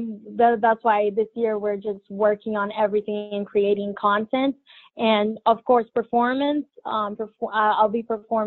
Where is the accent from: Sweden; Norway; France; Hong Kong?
France; English is a second language; also born or lived in Brazil; now in United States; Well, it all started in Brazil. So I was born in Brazil and both of my parents speak Portuguese. And then I moved to France, which I learned French, and I was basically educated there my first years with school.